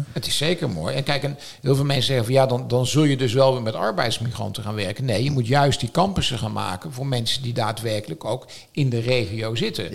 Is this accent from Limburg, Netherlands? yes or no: no; North Brabant, Netherlands; now in Noordwijk, Netherlands; Als Brabander